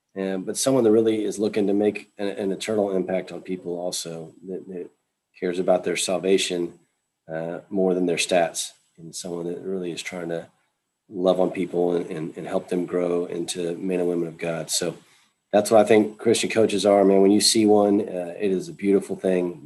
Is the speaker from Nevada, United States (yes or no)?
no; Texas, United States; moved away; I was from Texas